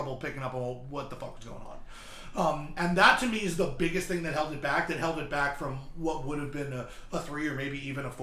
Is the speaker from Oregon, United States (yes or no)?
no; Philadelphia, Pennsylvania, United States; I'm from Philly